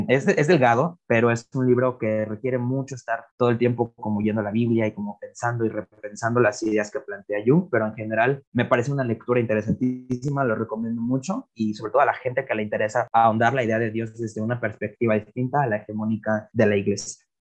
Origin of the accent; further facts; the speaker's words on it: Iguala, Guerrero, Mexico; also born or lived in Cuernavaca; no soy de la Ciudad de México, vivo en la Ciudad de Iguala, de Cuernavaca y soy de Iguala